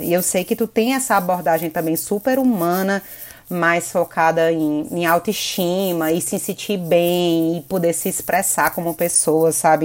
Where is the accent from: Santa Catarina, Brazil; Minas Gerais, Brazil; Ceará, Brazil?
Ceará, Brazil; Fortaleza; moved away as an adult; now in São Paulo, Brazil; eu sou cearense, nascida em Fortaleza, mas hoje eu moro aqui em São Paulo